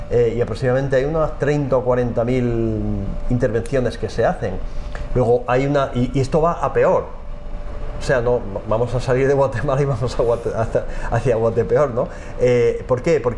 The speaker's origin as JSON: {"language": "Spanish", "town": "Almería", "region": "Andalusia", "country": "Spain", "said": "Sí, yo soy de, Almería, de Almería y punto de aparte, soy familia de por ahí. No, pero el apellido Lorente es valenciano, bueno, ya, pero habría que verlo, pero yo toda mi familia que conozco está en Almería"}